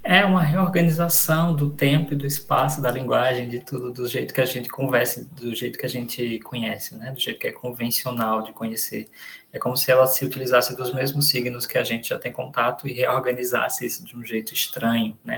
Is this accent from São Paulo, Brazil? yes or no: no; Garanhuns, Pernambuco, Brazil; moved away as an adult; also born or lived in Recife / Rio Grande do Sul; Eu sou de Pernambuco, eu nasci em Garanhuns, é uma cidadezinha do interior de Pernambuco